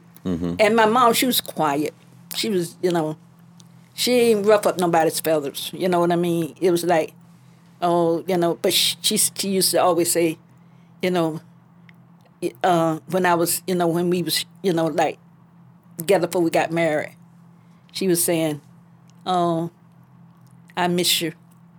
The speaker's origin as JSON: {"language": "English", "town": "Gainesville", "country": "United States", "tie": "born there", "said": "I was born"}